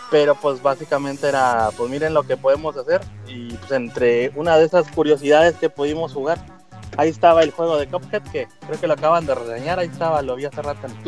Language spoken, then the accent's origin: Spanish; Mexico; Somos de México.